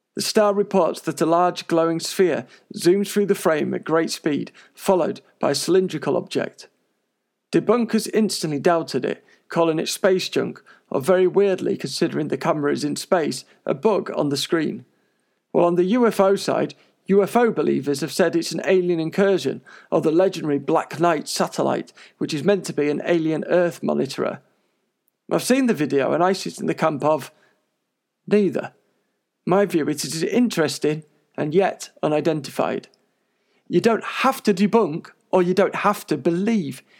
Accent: Coventry, West Midlands, United Kingdom; also born or lived in London; I moved to Coventry from London when I was a little kid

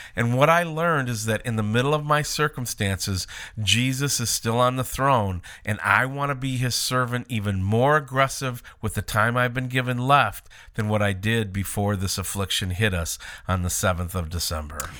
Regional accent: Minnesota, United States; moved away; also born or lived in Alaska; We grew up in Minnesota, spent time in Alaska.

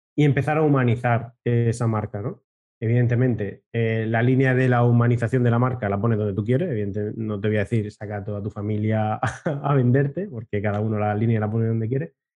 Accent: Region of Murcia, Spain; yo que soy más de Murcia que de la leche

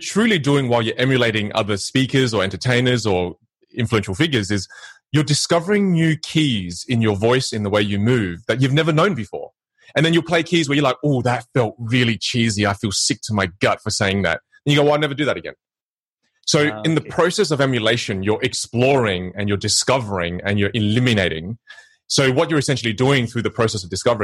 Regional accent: Australia; now in Los Angeles, United States; from Australia, my background is Vietnamese.

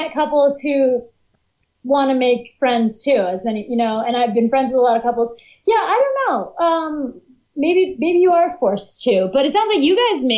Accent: Northeast, United States; I'm from the Northeast

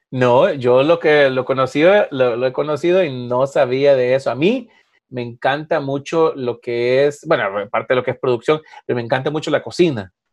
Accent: Honduras; cuando yo estaba creciendo, obviamente en Honduras

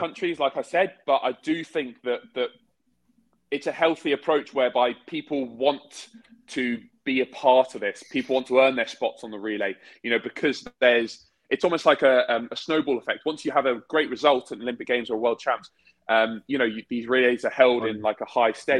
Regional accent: United Kingdom; we're British.

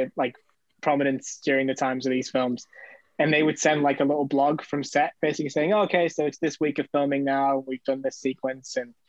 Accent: United Kingdom; being a Brit

